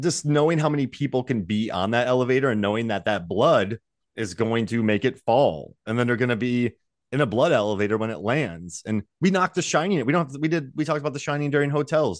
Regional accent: St. Petersburg, Florida, United States; I'm from Saint Pete

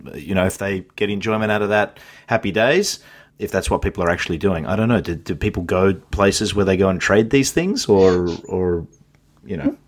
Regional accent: Australia; I'm Australian

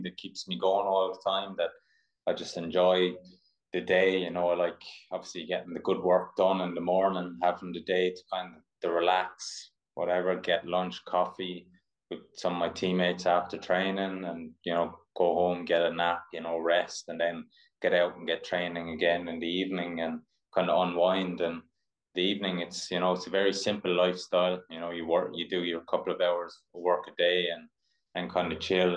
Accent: Ireland; also born or lived in Mississippi; I'm an Irish distance runner or endurance athlete.

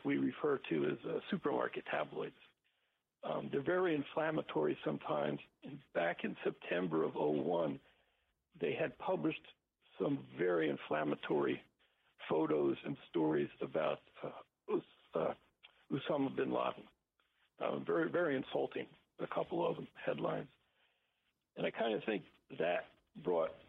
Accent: New Jersey, United States; I'm from New Jersey. I know the area.

